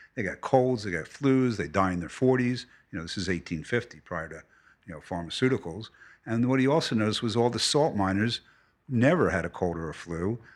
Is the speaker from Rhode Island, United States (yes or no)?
no; New York City, New York, United States; also born or lived in Philadelphia; I was born in Philadelphia, moved to New York City when I was eleven